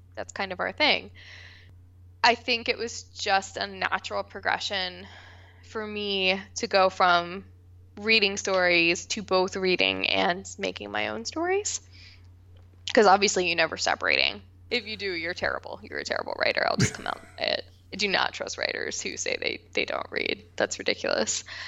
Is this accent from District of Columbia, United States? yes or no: no; West Virginia, United States; moved away; I am originally from West Virginia